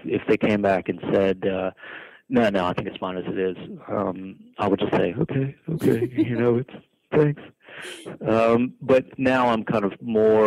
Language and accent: English; United States; moved away as an adult; also born or lived in New York; now in Australia; I'm American